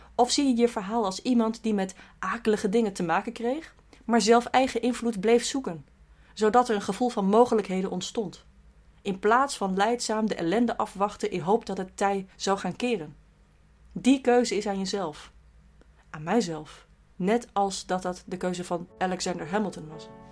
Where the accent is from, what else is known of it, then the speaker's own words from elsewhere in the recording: Rotterdam, South Holland, Netherlands; ik ben subjectief als Rotterdammer.